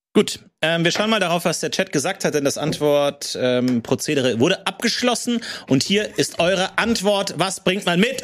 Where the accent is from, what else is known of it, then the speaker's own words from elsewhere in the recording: Ebersberg, Bavaria, Germany; wo ich aufgewachsen bin, in Ebersberg